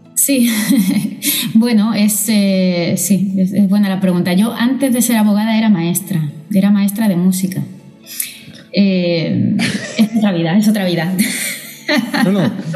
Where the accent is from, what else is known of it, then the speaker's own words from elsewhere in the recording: Málaga, Andalusia, Spain; now in Barcelona, Spain; soy nacida en Málaga y criada allí